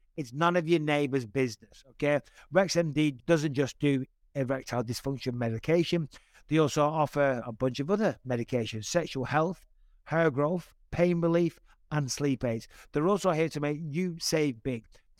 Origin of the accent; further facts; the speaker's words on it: Cyprus; born there; Cypriot. I was born in Cyprus on an arm.